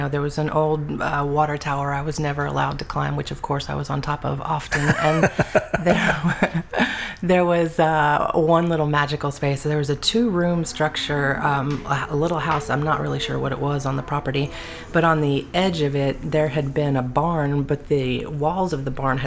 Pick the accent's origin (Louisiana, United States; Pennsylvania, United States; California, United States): Louisiana, United States; New Orleans, North Shore; I was born in New Orleans, lived North Shore most of my time